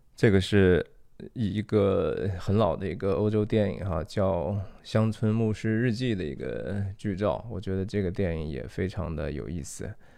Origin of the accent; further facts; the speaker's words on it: China; moved away; 我自己当然是土生土长地，我在中国长大哈，三十多年